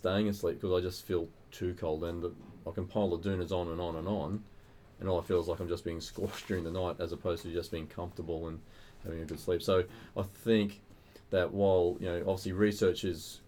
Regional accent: Queensland, Australia; moved away; I'm originally from Queensland

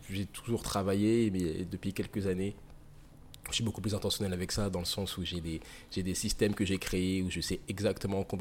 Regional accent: Nancy, Grand Est, France; born there; also born or lived in Saint-Dié-des-Vosges / Île-de-France; Je suis né dans le Grand Est. J'ai pas de souvenir de, cette époque-là. J'ai habité un peu à, Saint-Dié-des-Vosges.

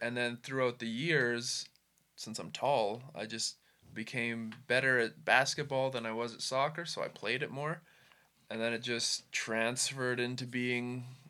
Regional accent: Canada; Growing up, as most Canadian kids

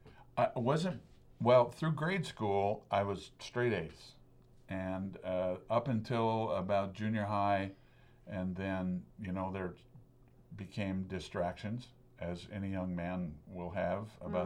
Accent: Lebanon, Oregon, United States; I was born and raised in Lebanon, Oregon.

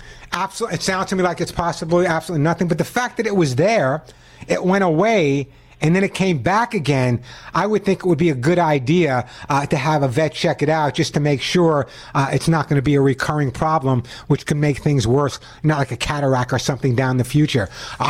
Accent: New York, United States; accent: New York; now in California, United States; I originally grew up in New York, although no one would ever know that because I've totally lost my New York accent since I've been in California for over 20 years.

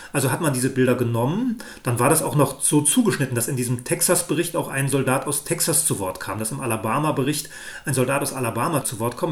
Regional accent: Germany; Ich bin in der DDR aufgewachsen

